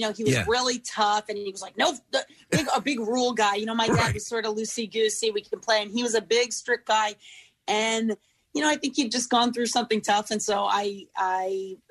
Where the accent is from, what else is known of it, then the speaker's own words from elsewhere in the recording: Massachusetts, United States; moved away as an adult; now in California, United States; I'm from Massachusetts